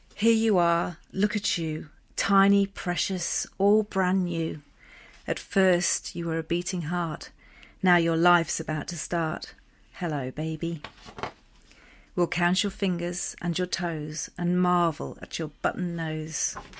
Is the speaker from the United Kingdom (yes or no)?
yes; England, United Kingdom; accent: English; moved away; it brought out my English accent